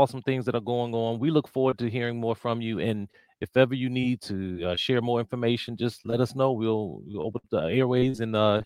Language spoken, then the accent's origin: English; Washington, District of Columbia, United States; I grew up in the Washington, D.C. area